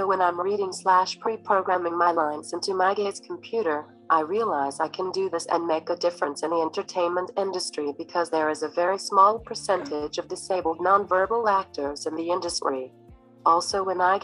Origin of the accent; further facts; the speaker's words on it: Elizabeth, New Jersey, United States; I was born in Trinitas Hospital in Elizabeth, New Jersey on August 13th, 2001